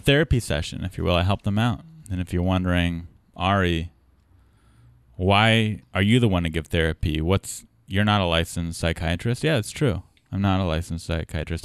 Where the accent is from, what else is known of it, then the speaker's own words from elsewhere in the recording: San Diego, California, United States; I'm from San Diego